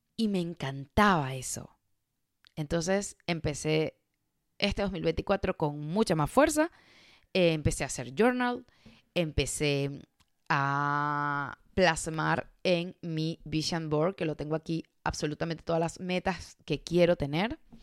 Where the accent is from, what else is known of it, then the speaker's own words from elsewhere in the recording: Caracas, Capital District, Venezuela; moved away as an adult; Caracas, que es la, la ciudad donde yo nací en Venezuela